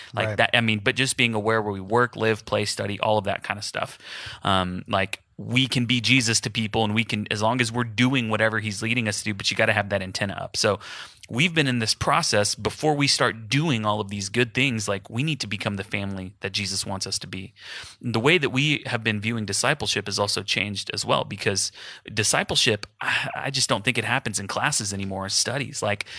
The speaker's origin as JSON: {"language": "English", "town": "Houston", "region": "Texas", "country": "United States", "said": "So my family's in Houston. I'm from Houston, just like Jason."}